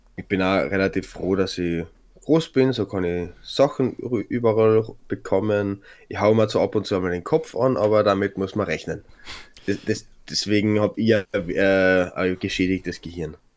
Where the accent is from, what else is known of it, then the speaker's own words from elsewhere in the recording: Klagenfurt, Carinthia, Austria; moved away as an adult; also born or lived in Graz; ich nenne Klagenfurt meine Heimat, weil das, da bin ich aufgewachsen